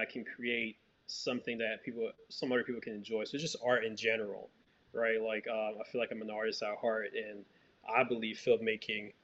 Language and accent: English; Haiti; now in United States; So I grew up in Haiti. So I had the privilege of growing up in Haiti